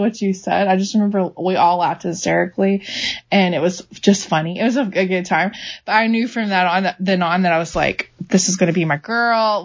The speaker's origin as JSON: {"language": "English", "town": "Jacksonville", "region": "Florida", "country": "United States", "tie": "born or raised there", "moved": "as an adult", "lives_now": "Mount Juliet, United States", "said": "I grew up in Florida in Jacksonville and lived there pretty much my whole life. I didn't move to Tennessee till I was 26."}